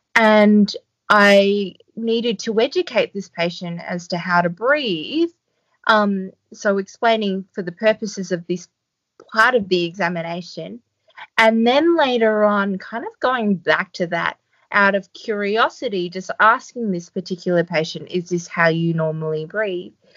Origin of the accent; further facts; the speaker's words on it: Australia; now in Port Macquarie, Australia; I'm Australian